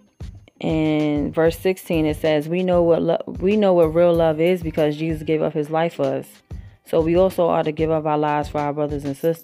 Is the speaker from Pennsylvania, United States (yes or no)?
no; New York, United States; moved away as an adult; also born or lived in Virginia / Brooklyn; now in South Carolina, United States; I'm from New York, but, you know, I've lived in Virginia, and right now I'm in South Carolina. Even though my accent still ain't leave me